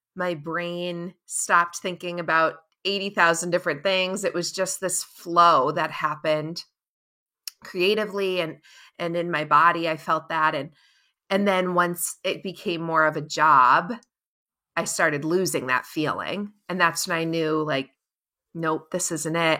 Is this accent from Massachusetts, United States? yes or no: yes; Cape Cod, Massachusetts, United States; I'm born and raised on Cape Cod down in Massachusetts